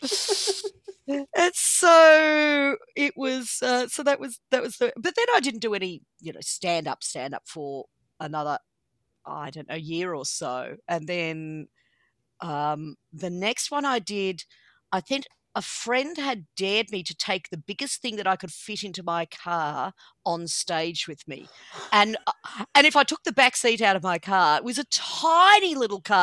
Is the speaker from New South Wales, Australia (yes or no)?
no; Ballarat, Victoria, Australia; my hometown of Ballarat